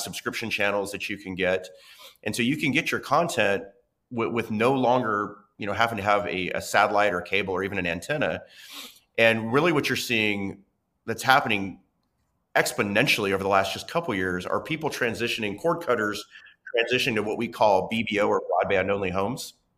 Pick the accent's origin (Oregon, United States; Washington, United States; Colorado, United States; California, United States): Oregon, United States; Medford; moved away; I grew up watching local news in Southern Oregon